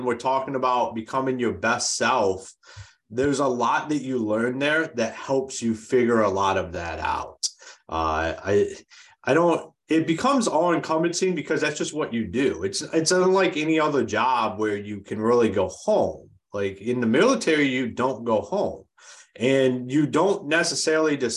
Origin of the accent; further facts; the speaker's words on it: Akron, Ohio, United States; moved away as an adult; now in Grand Rapids, United States; I'm originally from Akron, Ohio. I left there when I was about 22, 23